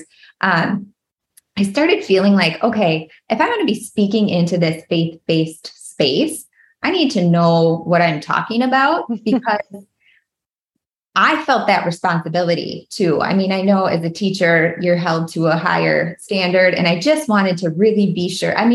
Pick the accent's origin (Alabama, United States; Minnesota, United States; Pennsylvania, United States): Minnesota, United States; I am born and raised Minnesota girl. We were just talking about, a lot of people can hear that in my accent, and I just can't help it.